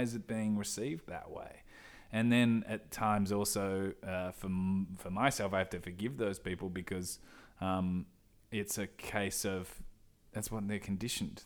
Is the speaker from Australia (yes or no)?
yes; Perth, Western Australia, Australia; moved away as an adult; now in Sydney, Australia; I've grown up in Perth. since I was four years old